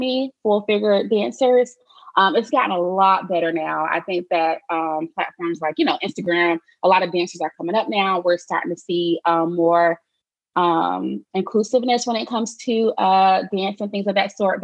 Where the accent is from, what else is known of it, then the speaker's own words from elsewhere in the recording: Charlotte, North Carolina, United States; I am from Charlotte, North Carolina. Born and raised there.